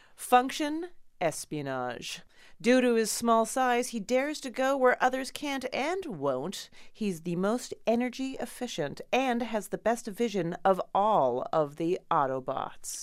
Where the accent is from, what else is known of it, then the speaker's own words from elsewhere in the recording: Canada; We're both Canadian